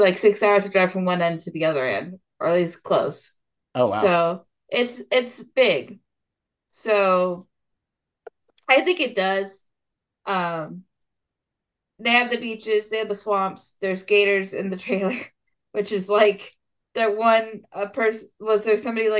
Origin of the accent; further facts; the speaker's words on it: Central Florida, United States; I'm more from Central Florida